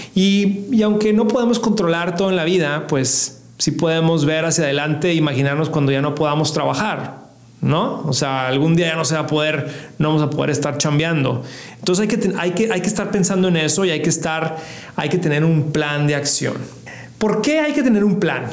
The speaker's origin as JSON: {"language": "Spanish", "town": "Ciudad Juárez", "region": "Chihuahua", "country": "Mexico", "said": "yo soy de Ciudad Juárez"}